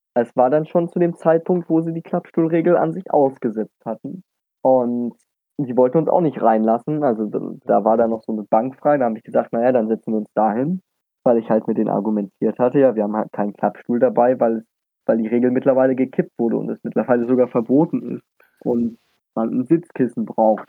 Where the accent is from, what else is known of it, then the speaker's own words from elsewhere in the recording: Dresden, Saxony, Germany; moved away; als gebürtiger Dresdner